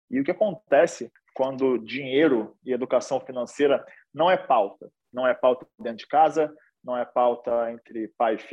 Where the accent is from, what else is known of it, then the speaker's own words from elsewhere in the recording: Rio de Janeiro, Brazil; sou sou carioca aí, que sotaque já denuncia um pouco, apesar de não ter muito. É... nasci aqui no Rio de Janeiro, numa, num lugar chamado Morro da Providência